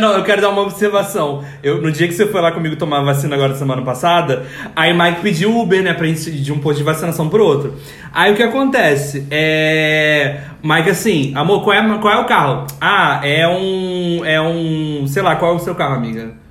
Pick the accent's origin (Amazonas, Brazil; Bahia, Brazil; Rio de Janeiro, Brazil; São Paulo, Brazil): Rio de Janeiro, Brazil; Macaé; Eu, jovenzinho, estava lá na cidade da onde eu nasci, em Macaé